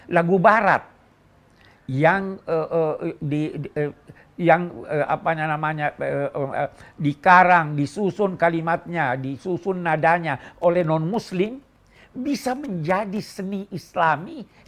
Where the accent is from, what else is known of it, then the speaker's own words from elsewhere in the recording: Egypt; Saya yang yang eh, sejak kecil di Mesir senang mendengar nada-nada suara yang dinyanyikan oleh